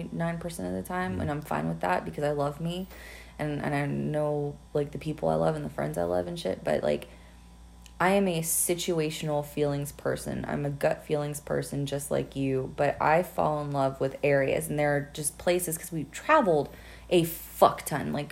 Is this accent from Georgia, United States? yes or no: yes; Georgia, United States; also born or lived in Rochester, New York; I grew up in Georgia and stuff. I love Georgia, but it's not where I want to be buried.